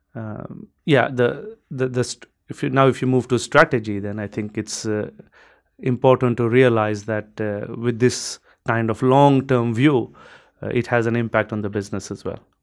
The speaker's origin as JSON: {"language": "English", "country": "India", "tie": "born or raised there", "also_born_or_lived": "Europe", "moved": "as an adult", "said": "I'm I'm from India. I grew up uh, partly in India, but for the last uh, decade or so, I had been working in Europe"}